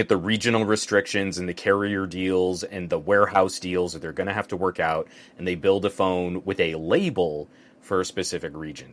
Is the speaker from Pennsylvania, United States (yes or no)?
no; New Mexico, United States; now in Southern California, United States; growing up in New Mexico.